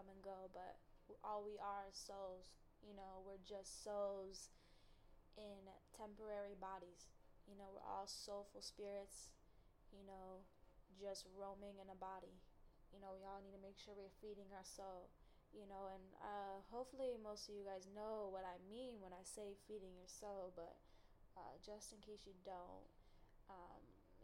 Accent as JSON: {"language": "English", "town": "Chicago", "region": "Illinois", "country": "United States", "said": "I'm from Chicago"}